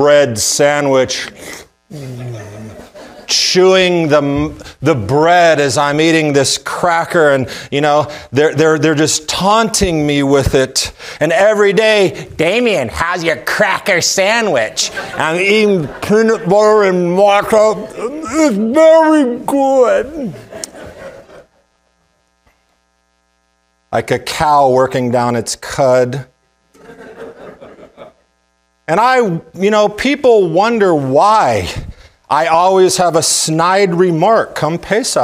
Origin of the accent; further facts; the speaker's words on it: the South, United States; being a Jewish kid, especially growing up in the South